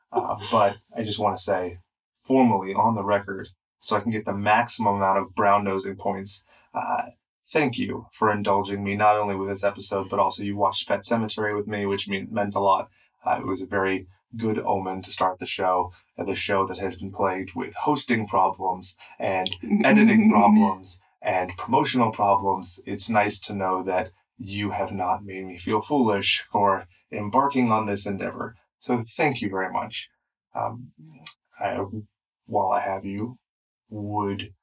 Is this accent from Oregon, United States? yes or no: no; Inland Empire, California, United States; we're cracker asses from the Inland Empire